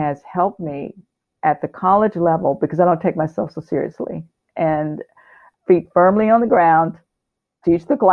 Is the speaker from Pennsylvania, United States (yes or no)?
no; Houston, Texas, United States; also born or lived in Irving, Texas; my home state